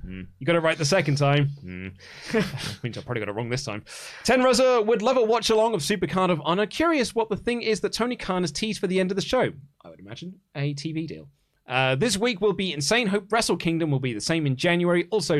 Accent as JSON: {"language": "English", "town": "Melbourne", "region": "Victoria", "country": "Australia", "said": "I'm from Melbourne, Australia"}